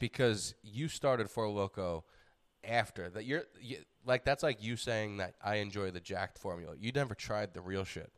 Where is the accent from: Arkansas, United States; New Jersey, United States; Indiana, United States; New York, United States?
New York, United States; moved away; being a New Yorker